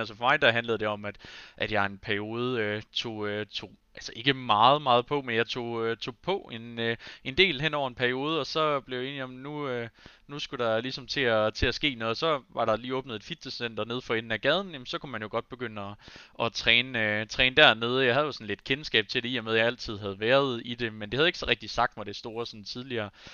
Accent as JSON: {"language": "Danish", "town": "Aarhus", "region": "Central Denmark Region", "country": "Denmark", "tie": "born or raised there", "said": "jeg har alle dage boet i Aarhus"}